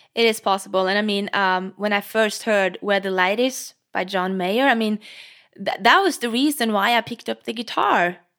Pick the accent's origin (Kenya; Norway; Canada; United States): Norway; English is a second language; I'm Norwegian